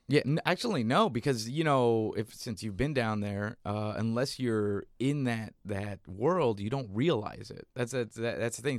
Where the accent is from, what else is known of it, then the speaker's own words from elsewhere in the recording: McAllen, Texas, United States; moved away; I was born in South Texas, McAllen, Texas